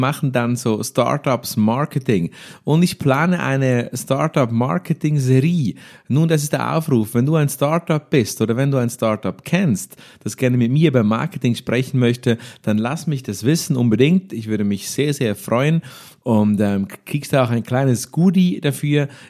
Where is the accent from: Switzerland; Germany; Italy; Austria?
Switzerland; accent: Swiss German; Maßkocht war wirklich eine spontane Geschichte, die direkt halt in unserem schönen Schweizer Dialekt entstanden ist und du hast nichts davon verstanden.